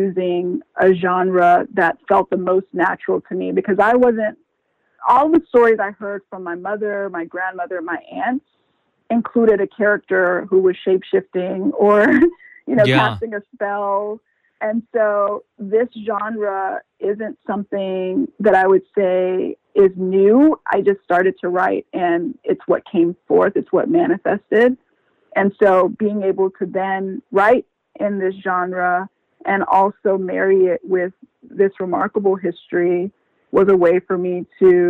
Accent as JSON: {"language": "English", "country": "Liberia"}